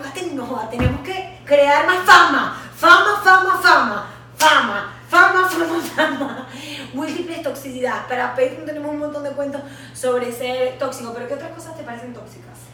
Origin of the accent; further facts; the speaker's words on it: Venezuela; nosotras como latinoamericanas y venezolanas